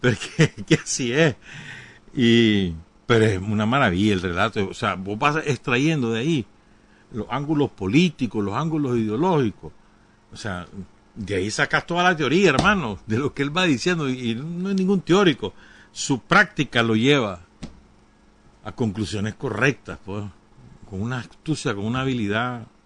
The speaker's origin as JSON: {"language": "Spanish", "country": "Nicaragua", "accent": "Nicaraguan (nica)", "said": "el zorro habla como los nicas, pues, mal hablado, como, como yo"}